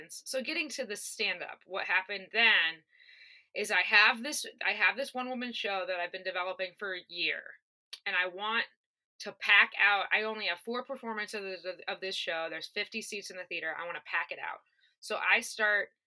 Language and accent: English; Northwest Indiana, United States; also born or lived in Chicago; I was living with my parents, so I was commuting from Northwest Indiana